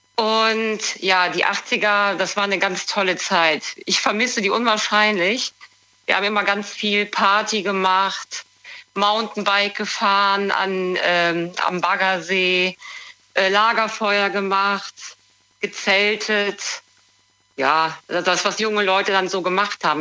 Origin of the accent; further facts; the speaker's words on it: Cologne, North Rhine-Westphalia, Germany; Ich komme aus Köln